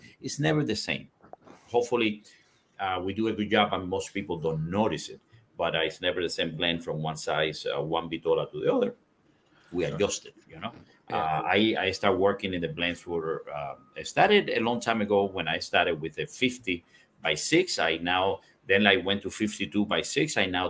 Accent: Cuba; now in United States; I'm Cuban seed. I was born in Cuba

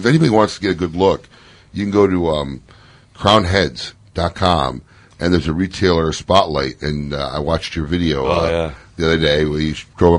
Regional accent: Chicago, Illinois, United States; now in Florida, United States; I'm from Chicago originally, so I do not miss the cold or the snow.

